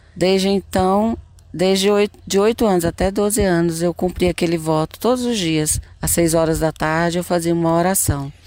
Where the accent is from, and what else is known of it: Brasília, Federal District, Brazil; born or raised there; also born or lived in Goiânia, Goiás, Brazil